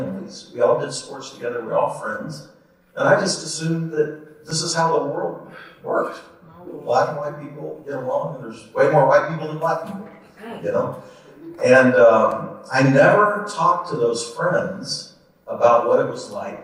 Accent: Kansas City, Missouri, United States; I grew up in the Northland. I went to Park Hill High School

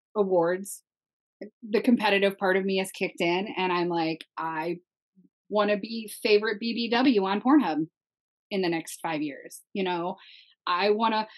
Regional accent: Minnesota, United States; I come from a very Christian Midwest family, right? I'm from Minnesota

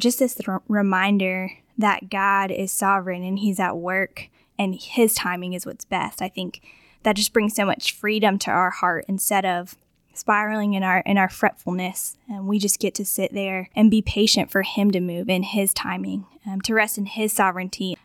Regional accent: Augusta, Georgia, United States; moved away as an adult; also born or lived in Florida; I grew up in Augusta, um, but moved away for a while, lived in Florida, and now, um, I'm back here

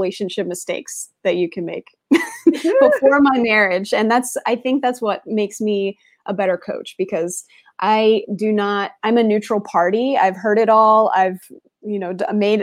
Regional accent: Raleigh, North Carolina, United States; now in Zurich, Switzerland; I'm originally from Raleigh, North Carolina, and now I'm in Zurich

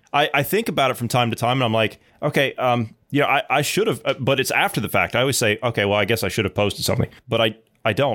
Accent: United States; as an American

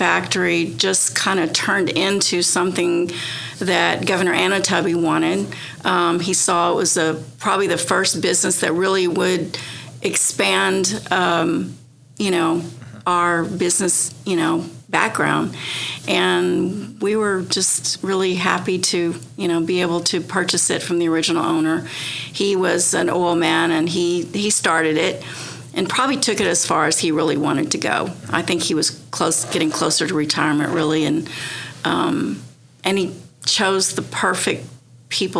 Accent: Oklahoma, United States; moved away as an adult; also born or lived in Texas / Florida / Tennessee / South Carolina; I grew up in Oklahoma, and I mean I've lived in different states, you know, in Texas and Florida and Tennessee and South Carolina.

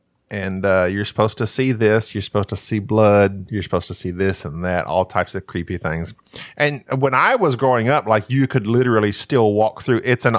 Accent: Valliant, Oklahoma, United States; Millerton is just a few miles from where I grew up in Valion, Oklahoma.

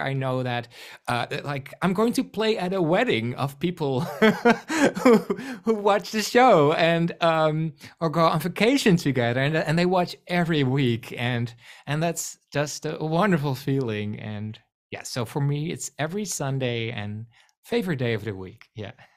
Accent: Netherlands; accent: Rotterdam-like; first language Dutch; English is a second language; I am from the Netherlands, so English is not my first language.

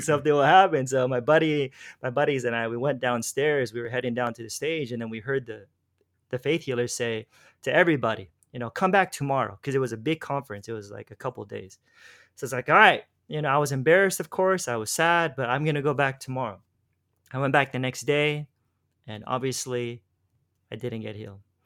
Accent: Los Angeles, California, United States; moved away as an adult; now in Philippines; I'm from, originally from Los Angeles

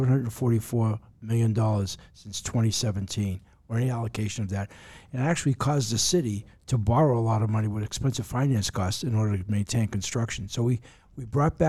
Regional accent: Boston, Massachusetts, United States; now in Honolulu, United States; where I grew up in the Boston area

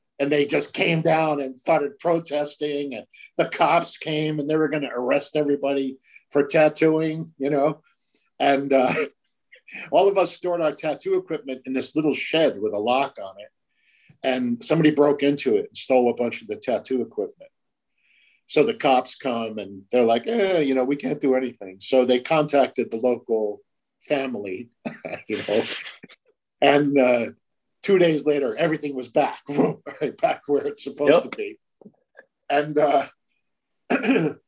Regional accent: United States; being an American

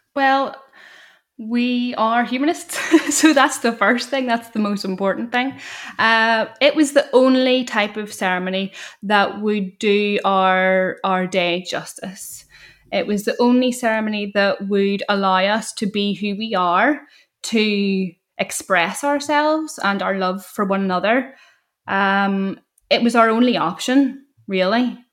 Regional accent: Northern Ireland, United Kingdom; growing up in Northern Ireland and feeling stifled

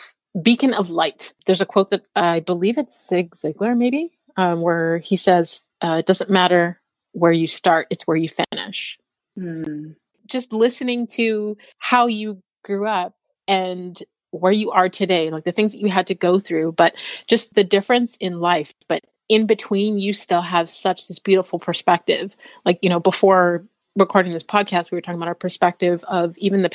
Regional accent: Canada; I was born in Canada

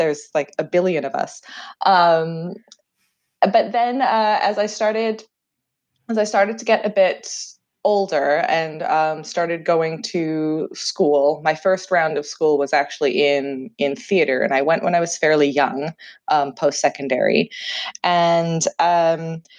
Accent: Canada; accent: Canadian; also born or lived in Jersey, Channel Islands; what my great aunt calls my atrocious Canadian accent

